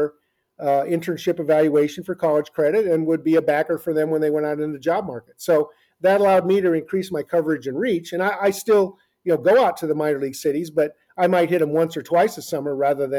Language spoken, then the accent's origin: English; Omaha, Nebraska, United States; I grew up in Omaha, Nebraska